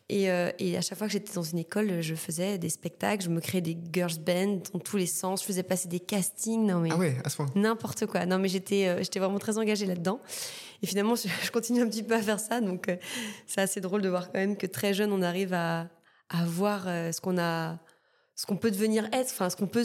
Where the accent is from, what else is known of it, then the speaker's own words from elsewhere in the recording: Martinique, France; moved away as an adult; bah mon île euh, bah, j'ai grandi en Martinique euh, je suis née là-bas ma famille est là-bas enfin je suis martiniquaise quoi et ouais je suis partie je suis partie dès que j'ai pu